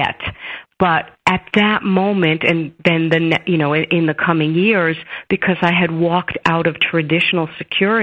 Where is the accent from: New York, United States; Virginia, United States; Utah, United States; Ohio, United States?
New York, United States; New York City; I grew up in Brooklyn, New York, to an Orthodox Jewish family